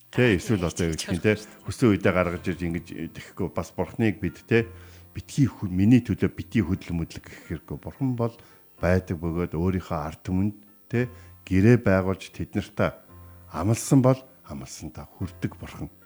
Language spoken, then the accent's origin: Mongolian; Mongolia